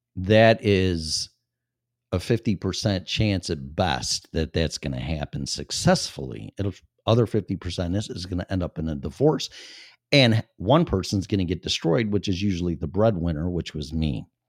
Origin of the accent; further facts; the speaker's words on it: Chicago suburbs, Illinois, United States; I was born and raised in Illinois, in the Chicago suburbs